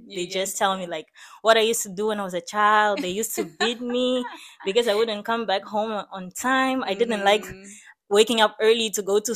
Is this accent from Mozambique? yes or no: yes; Maputo, Mozambique; moved away; I grew up in Mozambique, in the city of Maputo